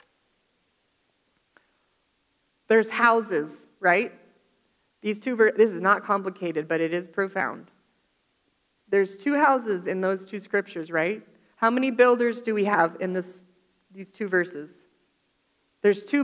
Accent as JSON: {"language": "English", "region": "Florida", "country": "United States", "tie": "born or raised there", "moved": "yes", "said": "I grew up in Florida"}